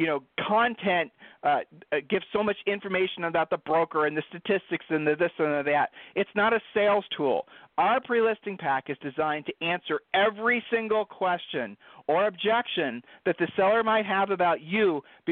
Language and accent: English; Ohio, United States; I'm from Ohio